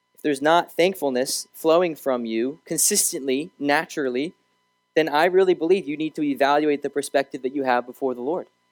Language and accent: English; Raleigh, North Carolina, United States; also born or lived in Arizona; Raleigh's my home. That's where I kind of grew up.